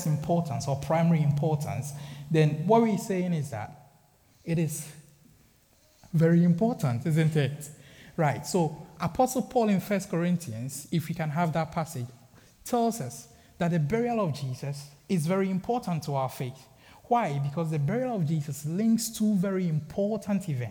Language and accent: English; Ghana; growing up in Ghana, I had my basic education in Ghana